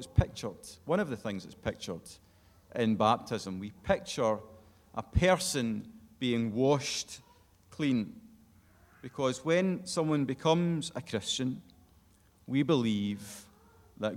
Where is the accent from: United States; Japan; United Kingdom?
United Kingdom; Glasgow, Scotland; moved away; I'm from Glasgow originally